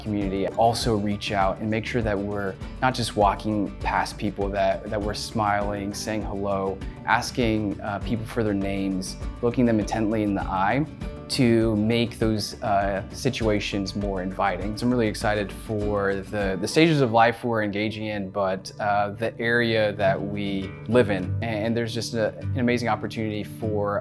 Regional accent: Dallas, Texas, United States; also born or lived in Arkansas; I grew up in the Dallas, Texas area

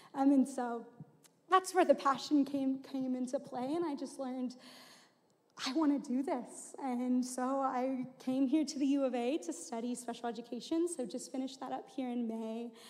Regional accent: Houston, Texas, United States; moved away as an adult; I'm originally from Houston, Texas, um, and so grew up there and then came to the U of A for school.

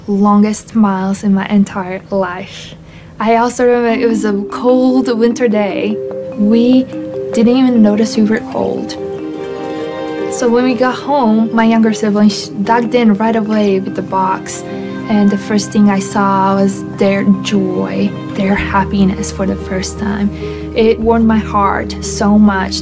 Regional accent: Latvia; moved away; I'm from Latvia

